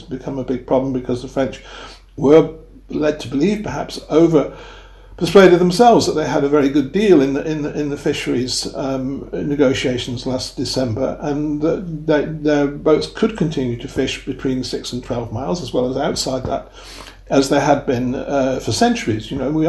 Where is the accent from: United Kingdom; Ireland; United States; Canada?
United Kingdom; now in France; I've lived here a quarter of a century. I can count maybe on two fingers the number of times I've been abused for being British.